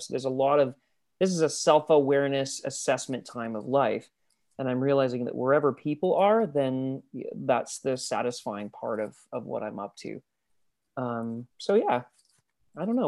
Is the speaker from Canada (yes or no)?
yes; Abbotsford, British Columbia, Canada; Abbotsford, B C